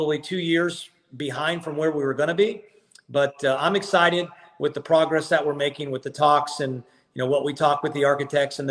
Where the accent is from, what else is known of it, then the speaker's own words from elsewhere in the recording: Ohio, United States; now in Athens, Georgia, United States; I was born in Ohio, and I coached at Kent State